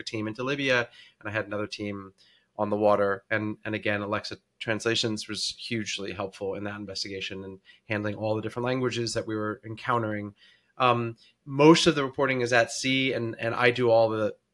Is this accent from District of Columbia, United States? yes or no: yes; Washington, District of Columbia, United States; I'm originally from Washington, D.C., and that's where I live now